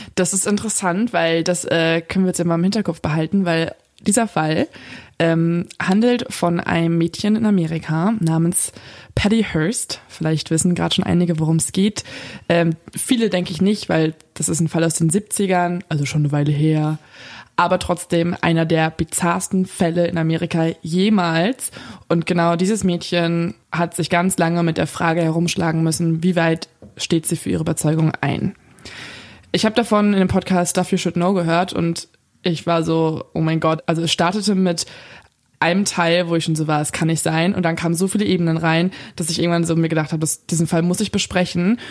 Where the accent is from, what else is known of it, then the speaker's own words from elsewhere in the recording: Lippstadt, North Rhine-Westphalia, Germany; bei uns in Lippstadt